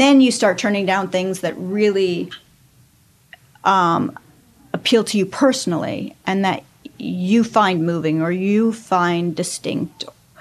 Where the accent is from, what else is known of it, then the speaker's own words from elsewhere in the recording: Los Angeles, California, United States; I grew up in Hollywood